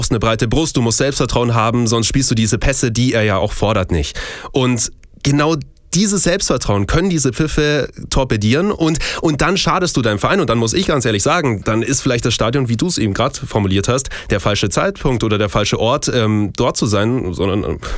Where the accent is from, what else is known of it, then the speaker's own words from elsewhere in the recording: Munich, Bavaria, Germany; ich bin gebürtiger Münchner, ähm, bin dementsprechend auch, und so ehrlich muss ich sein, kein VfB Stuttgart-Fan